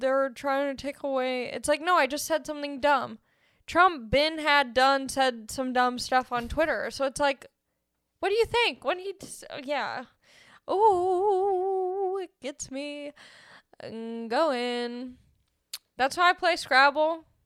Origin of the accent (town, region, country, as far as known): Los Angeles, California, United States